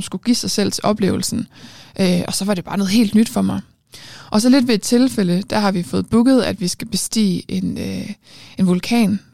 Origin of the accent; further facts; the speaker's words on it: Aarhus, Central Denmark Region, Denmark; jeg er fra Aarhus